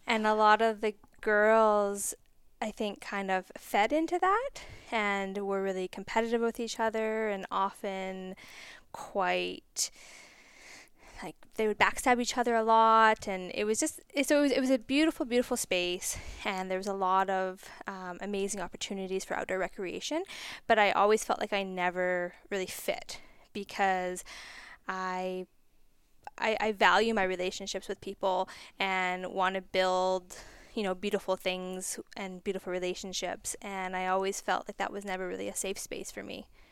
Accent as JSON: {"language": "English", "town": "Cranbrook", "region": "British Columbia", "country": "Canada", "tie": "born or raised there", "said": "I grew up just outside of Cranbrook"}